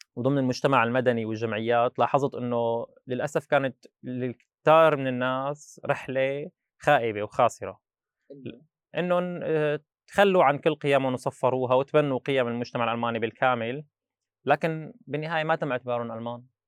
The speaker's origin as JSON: {"language": "Arabic", "area": "Babbila?", "region": "Rif Dimashq", "country": "Syria", "tie": "born or raised there", "also_born_or_lived": "Al-Mulayhah", "moved": "as an adult", "lives_now": "Dortmund, Germany", "said": "درست للتاسع ببزينه وبعدين عملت الثانويه بالمليحه"}